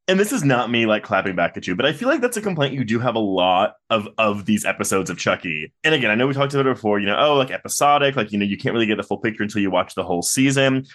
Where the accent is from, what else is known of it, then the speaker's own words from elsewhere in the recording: Texas, United States; I am from Texas